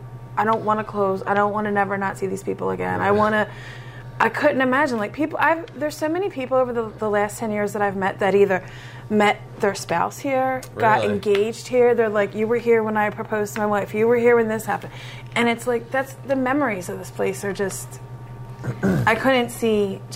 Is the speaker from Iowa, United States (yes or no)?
no; Bridgeport, Pennsylvania, United States; I'm from Bridgeport. {S0} Okay. {S2} Grew up in Bridgeport, went to Upper Marion.